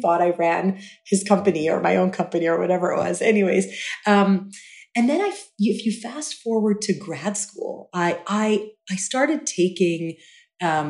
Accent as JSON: {"language": "English", "region": "Dubai", "country": "United Arab Emirates", "tie": "born or raised there", "said": "I grew up in Dubai"}